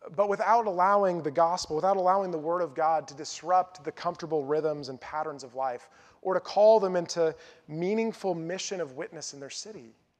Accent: North Carolina, United States; also born or lived in Lincoln, Nebraska; my hometown in North Carolina

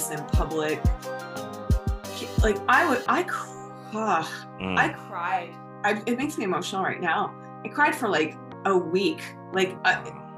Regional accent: Canada; moved away as an adult; now in United States; I'm Canadian

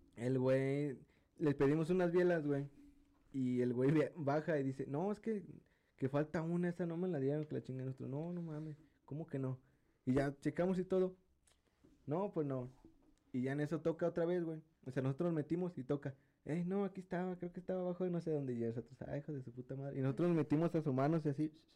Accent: San Luis Potosí, Mexico; como buen potosino

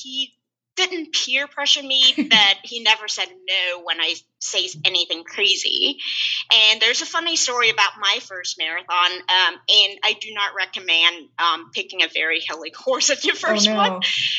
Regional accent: Houston, Texas, United States; even though I grew up in Houston and have a lot of friends

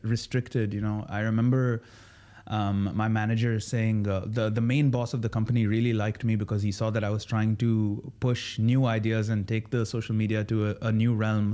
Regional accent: Sharjah, United Arab Emirates; now in Dubai, United Arab Emirates; born and raised in Sharjah.

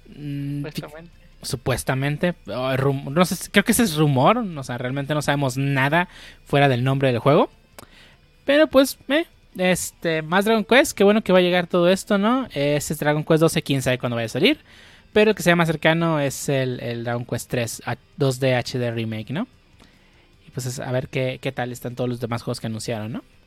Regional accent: Mexico; estoy pensando como mexicano

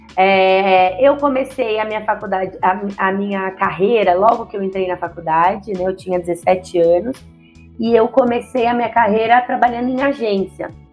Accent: São Paulo, Brazil; Então eu sou nascida e criada em São Paulo, na Bela Vista, mais conhecida como Bexiga. É, muitas pessoas identificam meu sotaque por aí

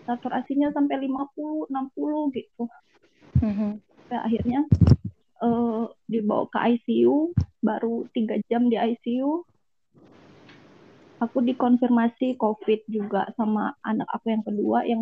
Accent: Lampung, Indonesia; now in Bekasi, Indonesia; baru pulang dari balik kampung nih ke kampung aku di Lampung

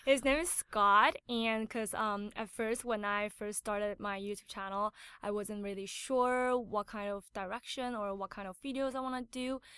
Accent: Taiwan; English is a second language; moved away; also born or lived in United States / Canada; I was born in America, but I was raised in Taiwan

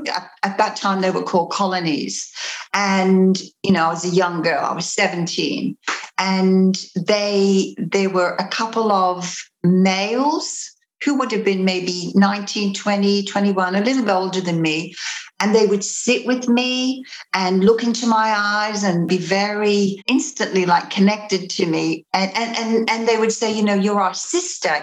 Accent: Australia; also born or lived in Liverpool, United Kingdom; I'm originally from the UK. I'm from Liverpool. I came to Australia when I was 7. And when I was 15, this cult came to my school.

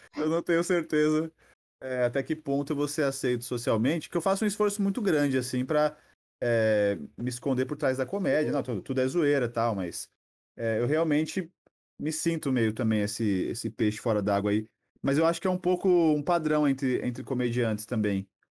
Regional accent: São Paulo, Brazil; also born or lived in Pernambuco; eu nasci lá, só que assim, eu não, eu não, não criei identificação, porque eu vim para cá muito cedo, né? Meus pais, a gente veio para cá, só, eu tinha uns dois, três anos

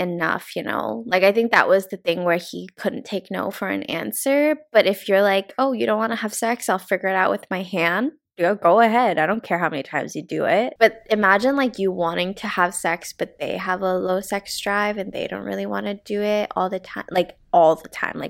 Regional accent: the Bay Area, California, United States; I'm from the Bay.

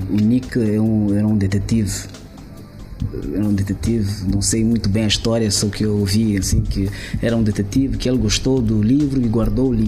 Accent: Mozambique; moved away; eu sou de Climano

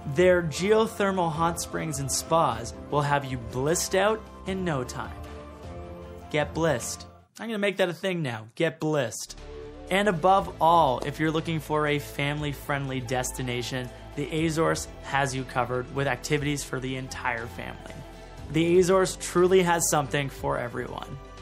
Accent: Canada; being a Canadian

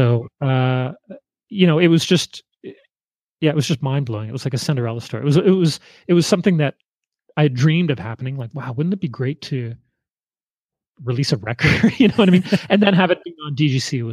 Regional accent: Nova Scotia, Canada; We're from Nova Scotia

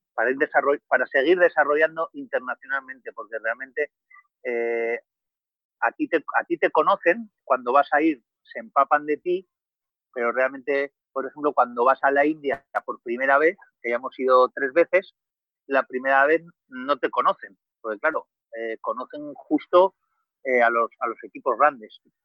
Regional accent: Vitoria-Gasteiz, Basque Country, Spain; moved away as an adult; now in Cádiz, Spain; yo soy de Vitoria, de una ciudad del norte de España

